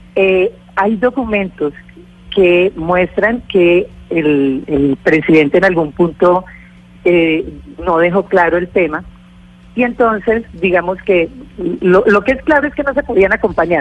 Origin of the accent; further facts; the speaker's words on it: Orinoquía, Colombia; provengo de la Orinoquia